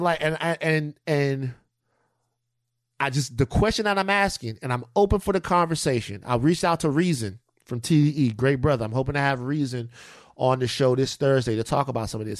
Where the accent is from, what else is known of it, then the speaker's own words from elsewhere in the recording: Louisiana, United States; I come from Louisiana where people get sick